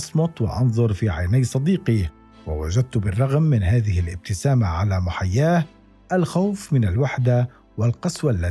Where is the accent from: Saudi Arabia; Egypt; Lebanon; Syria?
Syria; اذا ربما لدينا كسوريين من اجيال معينه نوستالجيا موحده